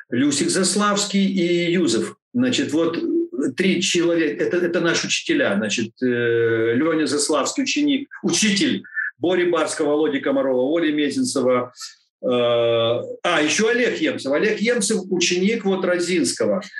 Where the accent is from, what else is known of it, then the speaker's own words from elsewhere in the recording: Odesa, Odesa Oblast, Ukraine; я вот как одессит, и вот такие, такие у нас э, связи. То есть это корни, очень-очень мощная.